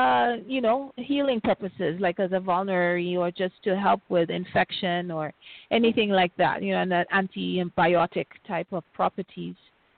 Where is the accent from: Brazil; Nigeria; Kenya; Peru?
Kenya; you're from Kenya.